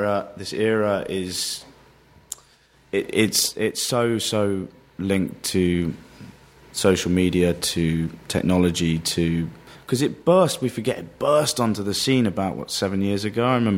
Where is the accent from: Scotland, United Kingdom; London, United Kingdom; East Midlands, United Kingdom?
London, United Kingdom; I would consider myself a Londoner